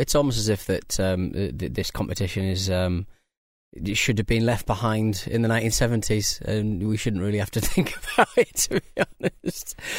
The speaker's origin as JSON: {"language": "English", "country": "United Kingdom", "said": "we're British people"}